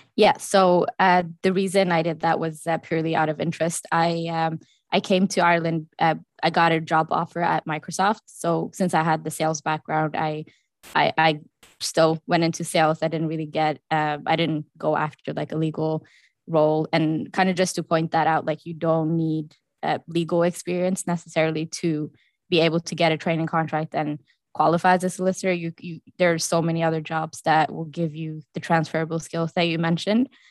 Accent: Norway; moved away; I am from Norway

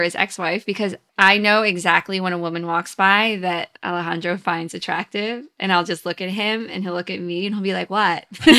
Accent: the South, United States; Well, I grew up in the South, and then I went to conservative, wealthy, small college in Virginia.

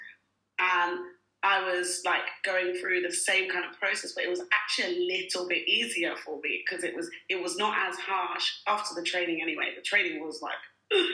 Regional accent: Nigeria; also born or lived in United Kingdom; now in Dubai, United Arab Emirates; when I grew up in Nigeria

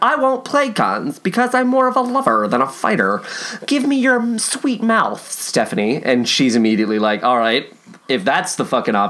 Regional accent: Kentucky, United States; born or raised there

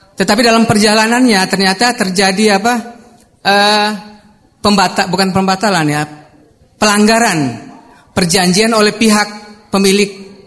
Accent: Kuala Kapuas, Central Kalimantan, Indonesia; di daerah saya, Kuala Kapuas

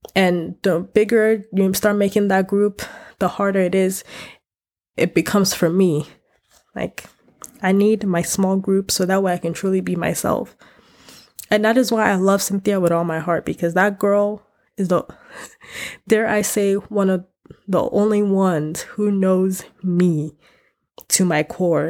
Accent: United States; I grew up Africa, African in America

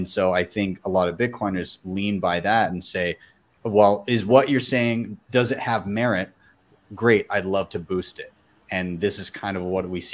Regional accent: Canada; I'm Canadian

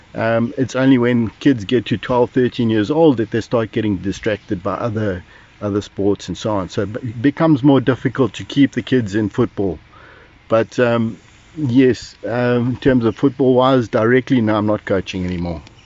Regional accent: Durban, KwaZulu-Natal, South Africa; I was born in Durban in 1961, and so I've lived basically all my life in Durban

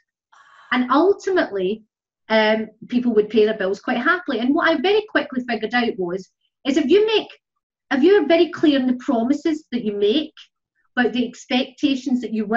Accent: Ireland; moved away as an adult; now in Scotland, United Kingdom; I moved from Ireland to Scotland, as I say, 29 years ago

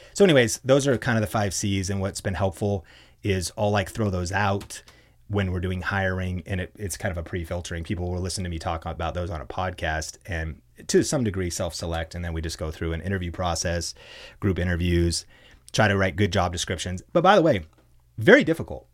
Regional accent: Arlington, Washington, United States; I'm a small town kid, college dropout, um, and growing up in Arlington, Washington

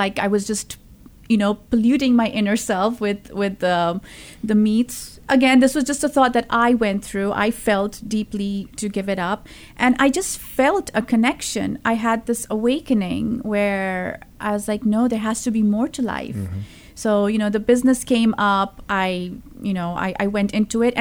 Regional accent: Zambia; moved away as an adult; also born or lived in India; now in Phoenix, United States; I grew up in Africa, in a small country called Zambia, which is in South Central Africa. It's a landlocked country. I was five when my parents moved there. So we grew up there.

